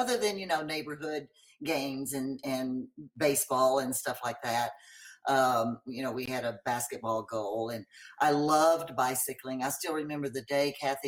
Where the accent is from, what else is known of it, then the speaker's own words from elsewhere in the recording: Longview, Texas, United States; I grew up in Longview, Texas